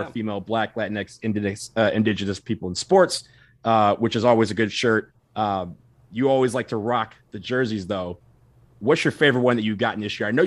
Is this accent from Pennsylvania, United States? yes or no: no; Detroit, Michigan, United States; I'm from Detroit, so Detroit style pizza to me is, is the greatest pizza on earth.